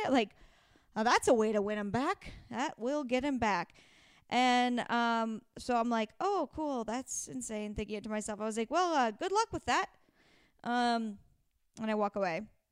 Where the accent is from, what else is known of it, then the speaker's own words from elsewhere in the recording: Pacific Northwest, United States; I'm from the Pacific Northwest